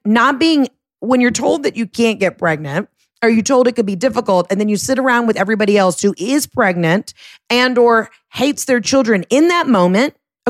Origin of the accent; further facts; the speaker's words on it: New Jersey, United States; from New Jersey.